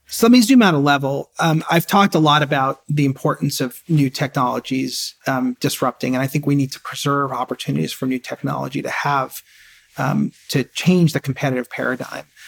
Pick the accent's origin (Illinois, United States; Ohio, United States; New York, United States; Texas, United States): New York, United States; New York City; I grew up in, in a, you know, as middle class as you can get, in Queens, in an apartment